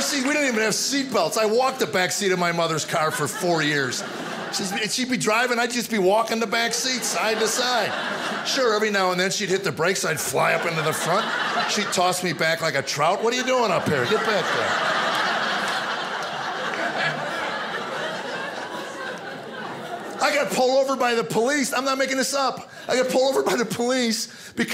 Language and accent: English; United States; growing up in America